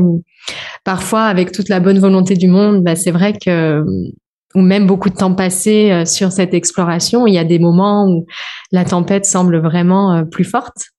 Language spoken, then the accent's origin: French; France; also born or lived in Réunion / Switzerland; je suis française